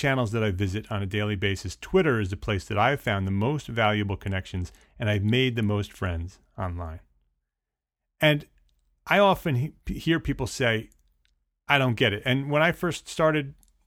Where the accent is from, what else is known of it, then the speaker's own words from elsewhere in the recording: Paramus, New Jersey, United States; During my high school years growing up in Paramus, New Jersey